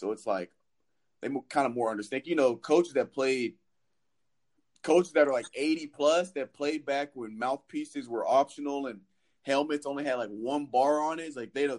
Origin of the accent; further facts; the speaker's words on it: Nashville, Tennessee, United States; moved away; also born or lived in Missouri; I grew up in Nashville